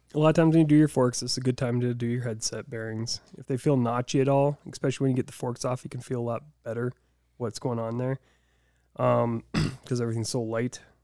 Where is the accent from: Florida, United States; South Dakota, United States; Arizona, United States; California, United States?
South Dakota, United States; Deadwood; I grew up in Deadwood